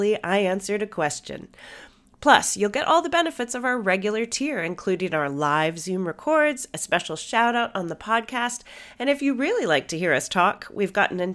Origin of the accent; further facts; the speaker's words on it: United States; I'm the American.